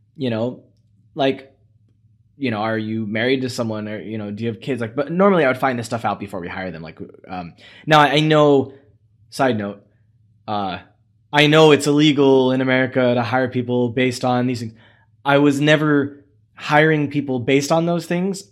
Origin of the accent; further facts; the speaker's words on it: United States; as an American